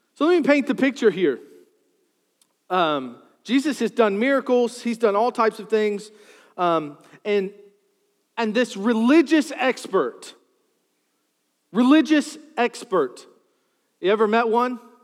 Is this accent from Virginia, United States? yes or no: yes; Charles City, Virginia, United States; I grew up in Charles City, New Kent.